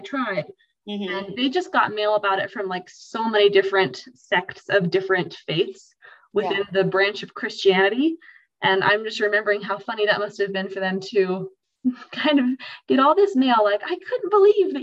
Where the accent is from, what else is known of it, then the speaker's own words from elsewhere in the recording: Star Valley, Wyoming, United States; I'm from Star Valley